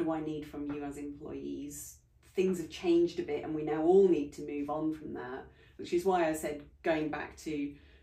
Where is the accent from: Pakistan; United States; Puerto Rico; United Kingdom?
United Kingdom; we're very British